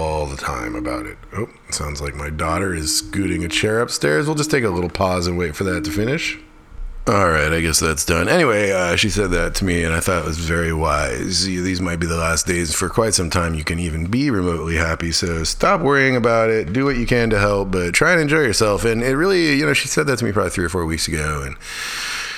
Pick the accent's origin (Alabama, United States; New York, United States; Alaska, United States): Alaska, United States; now in Chatham County, North Carolina, United States; when I was growing up in Alaska